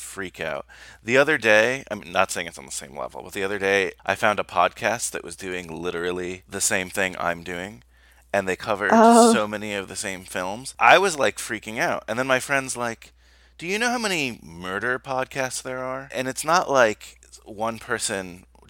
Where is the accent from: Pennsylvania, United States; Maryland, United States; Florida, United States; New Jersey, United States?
New Jersey, United States; where I grew up in New Jersey